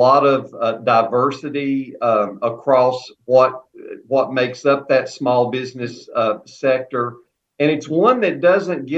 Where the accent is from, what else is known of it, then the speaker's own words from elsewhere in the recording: Alleghany County, North Carolina, United States; my hometown and home county, Allegheny County